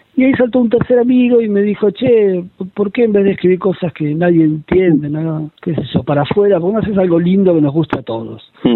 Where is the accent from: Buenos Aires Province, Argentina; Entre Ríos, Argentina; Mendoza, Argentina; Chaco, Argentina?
Buenos Aires Province, Argentina; La Plata; yo soy eh, de La Plata, soy investigador del CONICET